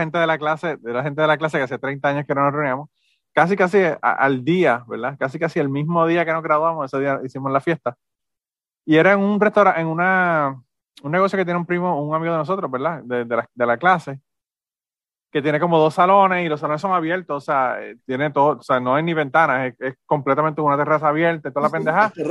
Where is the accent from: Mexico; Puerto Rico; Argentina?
Puerto Rico